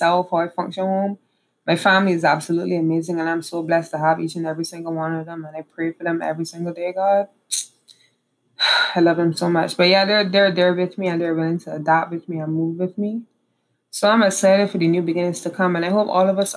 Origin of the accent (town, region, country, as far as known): Barbados; moved away as an adult; also born or lived in Trinidad; now in Trinidad and Tobago